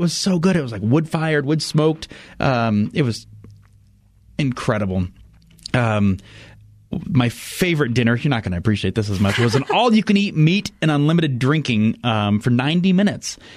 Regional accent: United States; as an American

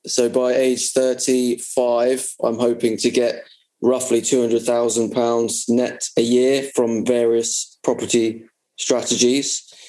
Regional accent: Bournemouth, South West England, United Kingdom; I'm age 30 from Bournemouth.

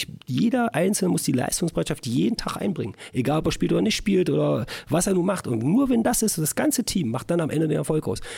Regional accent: Berlin, Germany; now in Magdeburg, Germany; wo ich damals nach Magdeburg kam, ich komme aus Berlin, das war ja erstmal uh, doch ein bisschen kleiner.

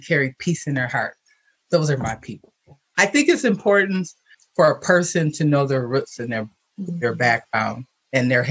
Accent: Milwaukee, Wisconsin, United States; I was born and raised in Milwaukee, Wisconsin

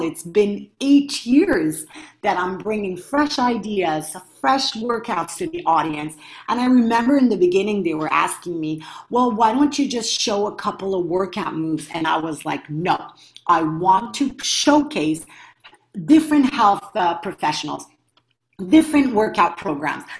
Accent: Montreal, Quebec, Canada; I come from Montreal, Canada

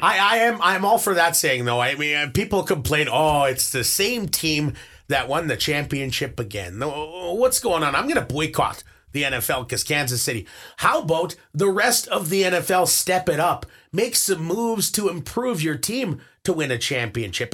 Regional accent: Winnipeg, Manitoba, Canada; moved away as an adult; also born or lived in Toronto; I growing up in Winnipeg, had a couple of brothers

